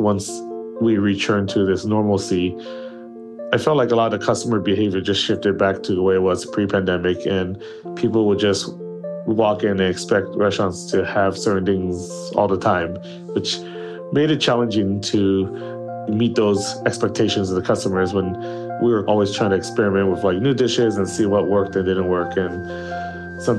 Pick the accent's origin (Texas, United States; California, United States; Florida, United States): California, United States; Los Angeles; also born or lived in Pearl River Delta, China; I was born in China, but my family immigrated with me when I was only 1 year old. So I have mostly been raised in the United States, and pretty much most of my time has been here in Los Angeles